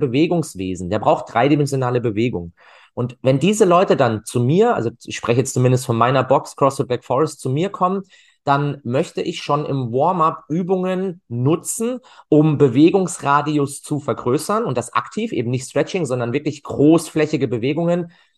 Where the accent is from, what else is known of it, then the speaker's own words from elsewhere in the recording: Freiburg, Baden-Württemberg, Germany; also born or lived in Cologne; ich komme aus Freiburg tatsächlich, bin dort auch geboren